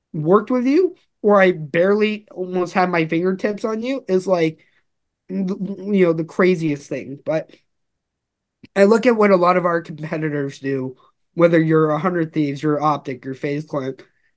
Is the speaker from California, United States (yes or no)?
yes; Los Angeles, California, United States; I'm originally from Los Angeles.